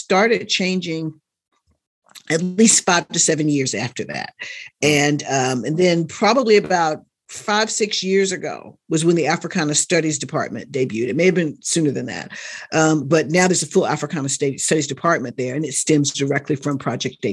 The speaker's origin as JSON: {"language": "English", "region": "North Carolina", "country": "United States", "tie": "born or raised there", "said": "I grew up in North Carolina. I wasn't born there, but I grew up in North Carolina"}